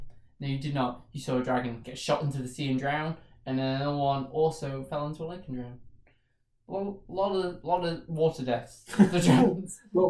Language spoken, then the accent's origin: English; Southport, North West England, United Kingdom; Like my hometown Southport.